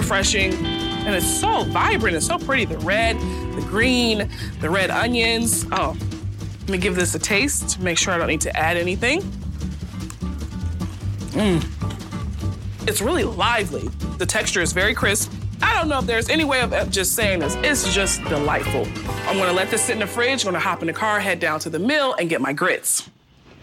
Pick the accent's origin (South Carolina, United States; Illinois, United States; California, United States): South Carolina, United States; Charleston; moved away as an adult; also born or lived in New Jersey